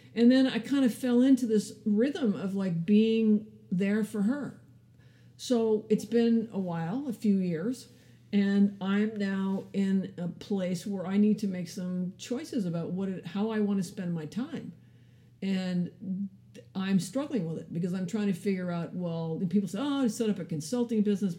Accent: California, United States; also born or lived in Canada / Ethiopia / Palo Alto; I grew up in California

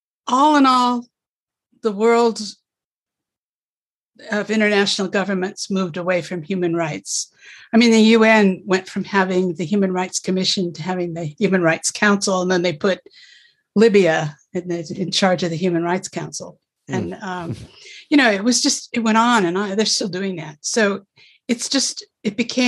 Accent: United States; also born or lived in Russia

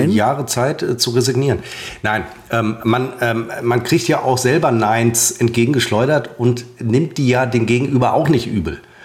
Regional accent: Münster, North Rhine-Westphalia, Germany; moved away; waren wir dann in Hiltrup. Das ist der, mein Geburtsort, ein Vorort von äh, von Münster

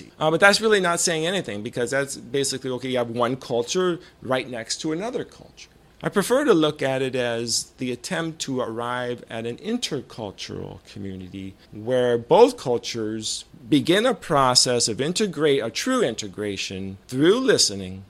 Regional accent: Rancho Cordova, California, United States; In my formative years, I lived in Rancho Cordova, California.

